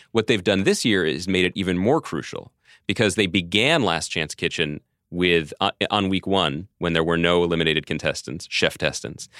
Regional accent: Philadelphia, Pennsylvania, United States; the mean streets of my hometown, Philadelphia.

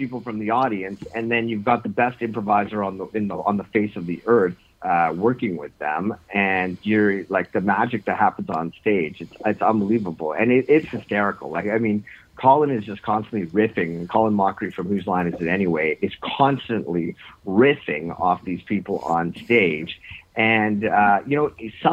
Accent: Northern Ontario, Canada; now in Toronto, Canada; I grew up actually in Northern Ontario

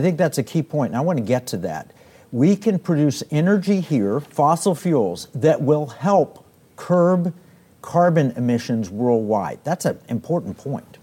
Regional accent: Oklahoma, United States; now in Texas, United States; I grew up in Oklahoma, uh, and, and I live in Texas

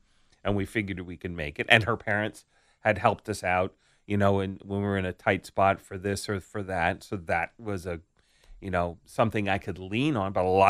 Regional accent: Staten Island, New York, United States; I grew up in New York City, but it was Staten Island.

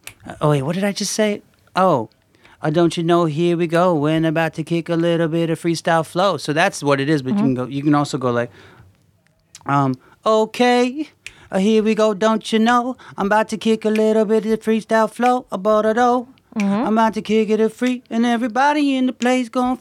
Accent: Gaithersburg, Maryland, United States; moved away as an adult; also born or lived in New York; I grew up in Gaithersburg, Maryland

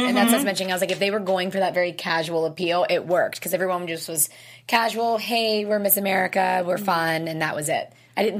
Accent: East Coast, United States; I'm from the East Coast

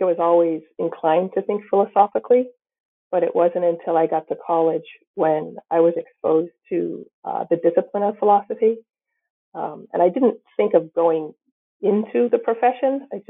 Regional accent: New Bedford, Massachusetts, United States; I grew up nearby in the New Bedford area of Massachusetts

